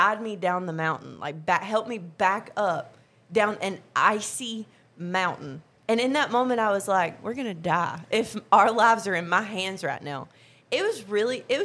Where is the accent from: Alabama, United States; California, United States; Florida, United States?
Alabama, United States; we're from Alabama